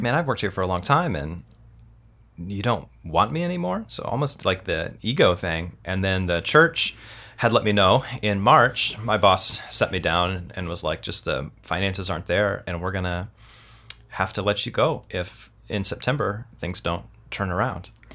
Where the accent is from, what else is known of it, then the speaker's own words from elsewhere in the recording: Kansas City, United States; also born or lived in Tulsa, Oklahoma; now in California, United States; I was born in Kansas City, but I went to college in Tulsa, Oklahoma